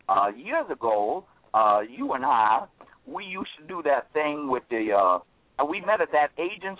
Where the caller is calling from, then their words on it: Atlanta, Georgia, United States; No, I'm actually calling from Atlanta, Georgia.